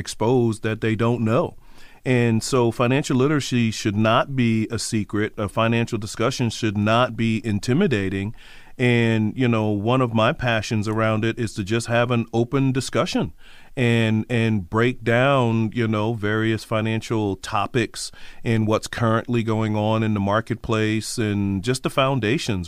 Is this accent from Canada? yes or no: no; Trinidad & Tobago; moved away; I'm originally from Trinidad, from the Caribbean